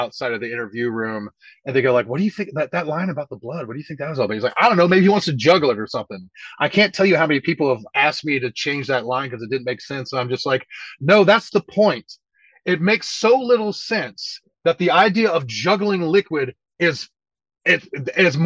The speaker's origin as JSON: {"language": "English", "town": "High Point", "region": "North Carolina", "country": "United States", "said": "I'm from Little Chicago. It's the 34, you know. We're the High Point is the 259th largest city in America"}